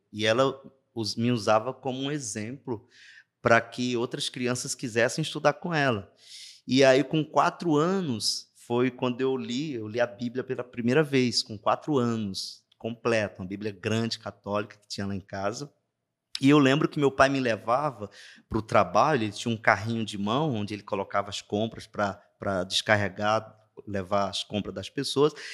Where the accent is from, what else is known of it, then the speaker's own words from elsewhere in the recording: Juazeiro do Norte, Ceará, Brazil; accent: sotaque arrastado do interior; moved away as an adult; sou natural de Juazeiro do Norte, é, interior do Ceará